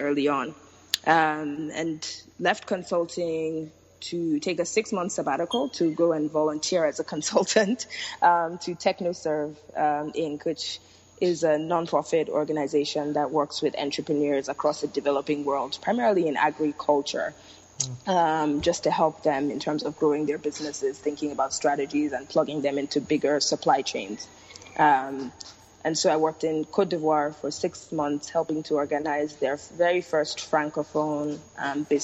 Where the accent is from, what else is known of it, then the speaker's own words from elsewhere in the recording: Lagos, Nigeria; So I was born and raised in Lagos, Nigeria. So grew up here and left for college.